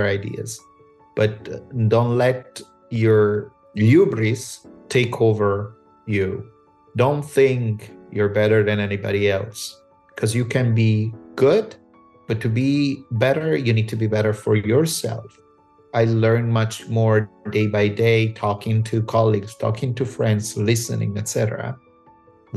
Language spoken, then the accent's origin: English; L'Aquila, Abruzzo, Italy; moved away as an adult; also born or lived in Cles, Italy; now in Los Angeles, United States; my father and my mother moved back to the hometown of my dad, which is L'Aquila, which I consider my hometown